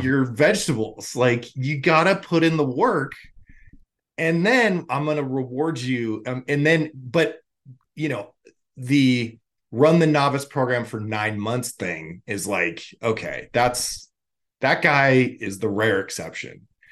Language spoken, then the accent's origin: English; Los Angeles, California, United States; I grew up in, or I'm from Los Angeles